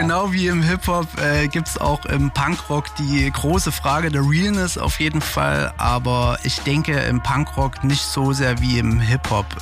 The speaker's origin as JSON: {"language": "German", "town": "Zwickau", "region": "Saxony", "country": "Germany", "moved": "as an adult", "lives_now": "Leipzig, Germany", "said": "Ich komme eigentlich aus Zwickau und bin vor zehn Jahren nach Leipzig gezogen."}